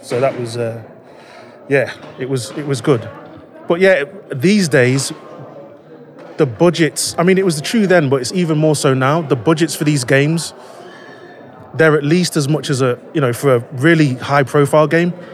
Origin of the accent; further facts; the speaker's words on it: Leicester, East Midlands, United Kingdom; I am from Leicester in the UK